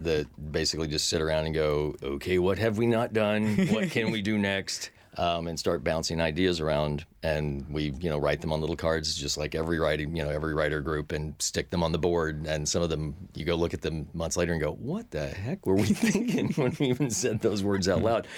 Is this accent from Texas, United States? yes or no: yes; Texas, United States; moved away; I'm from Texas